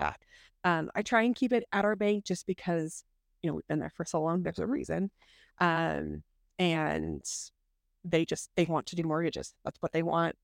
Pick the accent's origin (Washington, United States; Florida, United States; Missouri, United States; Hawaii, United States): Washington, United States; Snohomish; I grew up in Snohomish